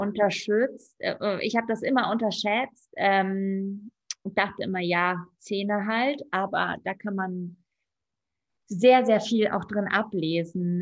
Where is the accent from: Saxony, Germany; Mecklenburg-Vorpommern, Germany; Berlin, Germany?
Berlin, Germany; Ich bin auch Berlinerin